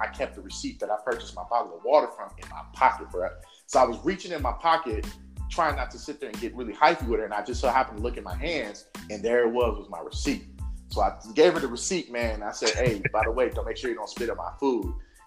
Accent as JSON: {"language": "English", "town": "Oakland", "region": "California", "country": "United States", "tie": "born or raised there", "moved": "as an adult", "lives_now": "Las Vegas, United States", "said": "going home back to my hometown of Oakland, California"}